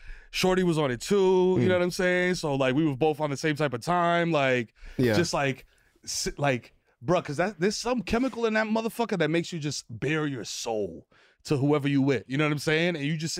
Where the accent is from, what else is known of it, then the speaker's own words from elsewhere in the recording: New York City, New York, United States; I'm a Dominican from the Bronx